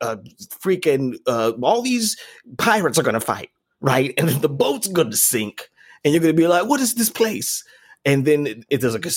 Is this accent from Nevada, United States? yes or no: yes; Las Vegas, Nevada, United States; I grew up in Vegas at a time when